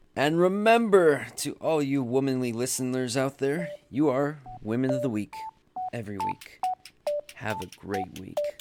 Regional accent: United States; as an American

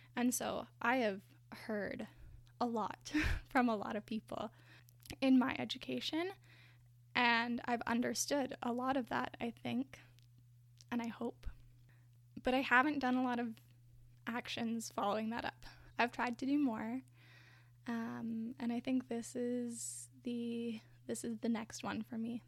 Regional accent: Canada; my own identity as a white person in Canada

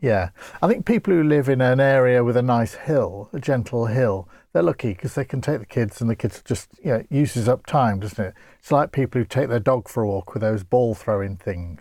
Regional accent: Grimsby, Yorkshire and the Humber, United Kingdom; I come from Grimsby, known for its flatness.

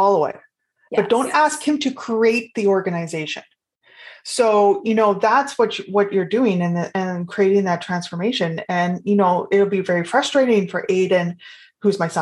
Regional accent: Canada; I am Canadian

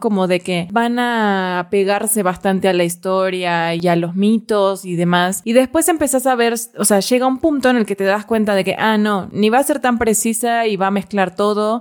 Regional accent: Argentina; a mí como argentina

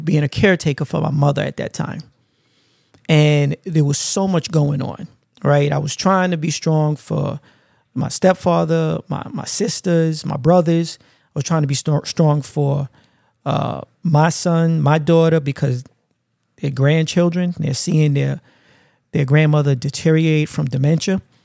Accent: New York City, New York, United States; growing up in Brooklyn, uh, was always hustle and bustle

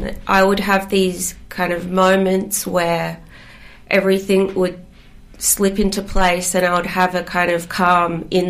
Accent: Gerringong, New South Wales, Australia; born or raised there; also born or lived in Greystanes, Western Sydney / Glasgow, Scotland

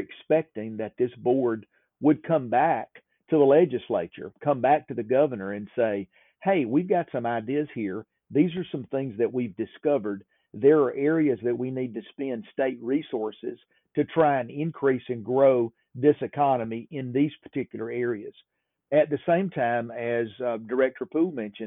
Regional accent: Walker County, Alabama, United States; we grew up in Alabama.

